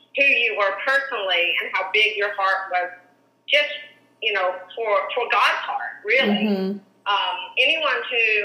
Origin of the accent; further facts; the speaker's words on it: Arkansas, United States; moved away; also born or lived in California; we both grew up in Arkansas, in small towns.